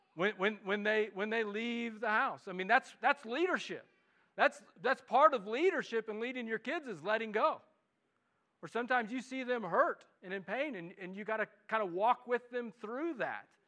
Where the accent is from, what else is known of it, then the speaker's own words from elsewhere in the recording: Midwest, United States; accent: Midwestern; now in Los Alamos, United States; my Midwestern English accent